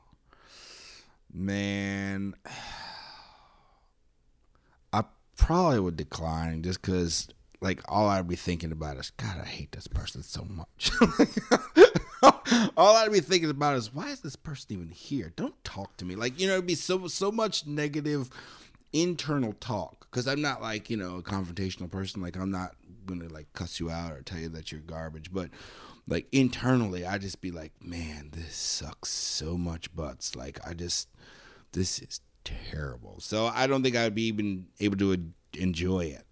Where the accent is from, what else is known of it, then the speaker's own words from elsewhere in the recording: Arizona, United States; I grew up in Arizona.